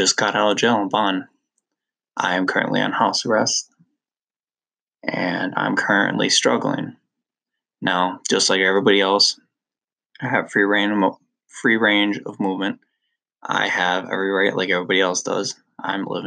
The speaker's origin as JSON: {"language": "English", "town": "Lake Mills", "country": "United States", "tie": "born or raised there", "said": "We all lived in my hometown of Lake Mills."}